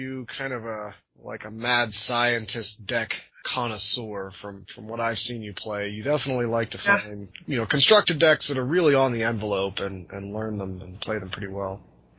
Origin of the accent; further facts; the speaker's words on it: United States; I'm American.